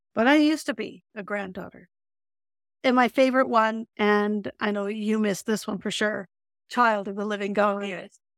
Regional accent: Calgary, Alberta, Canada; also born or lived in Holland; I grew up in Calgary

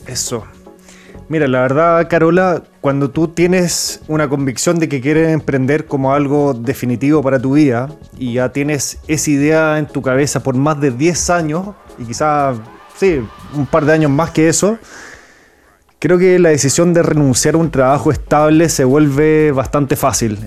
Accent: Chile; Nací en Chile, pero mi papá es francés. Entonces soy franco-chileno, hablo francés, pero soy chileno por todo

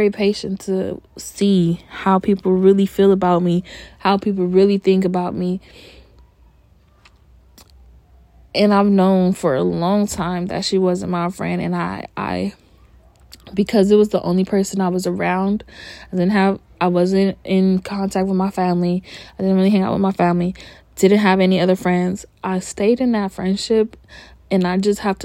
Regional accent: California, United States; born and raised in California

